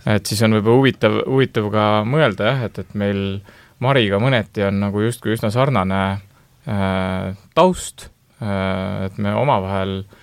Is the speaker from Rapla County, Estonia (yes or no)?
yes; Rapla, Rapla County, Estonia; ma ise olen pärit Raplast